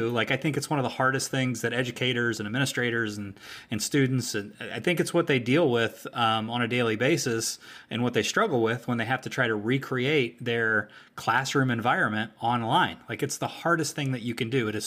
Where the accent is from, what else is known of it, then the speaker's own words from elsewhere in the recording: Pittsburgh, Pennsylvania, United States; but I'm from Pittsburgh.